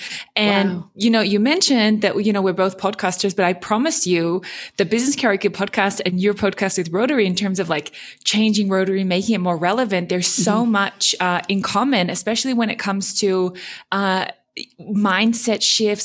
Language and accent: English; Australia; accent: German twang; also born or lived in Japan / Germany; So I'm originally Australian. But I did spend a lot of kind of my university years kind of growing up in Japan. And then I spent 8 years in Germany.